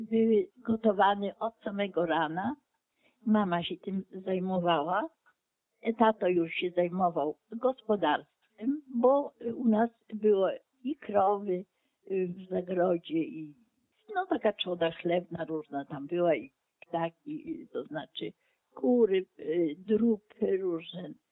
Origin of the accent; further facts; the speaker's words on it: Ukraine; now in Oleśnica, Poland; Ja pochodzę z terenów wschodnich, obecnie Ukraina.